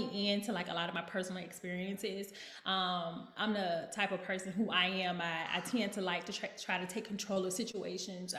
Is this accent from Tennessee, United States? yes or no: no; Birmingham, Alabama, United States; moved away as an adult; also born or lived in Houston, Texas; now in Nashville, United States; I grew up in the Baptist church in the South in Birmingham